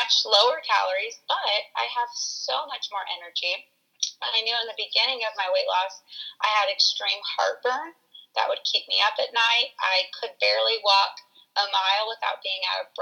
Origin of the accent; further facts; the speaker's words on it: San Diego, California, United States; now in Missouri, United States; I was born and raised in San Diego, California, but my family moved to Missouri